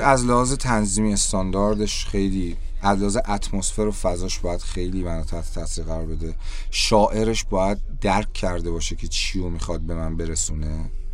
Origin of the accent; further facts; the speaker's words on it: Iran; من توی کشور جنگ زده به دنیا اومدم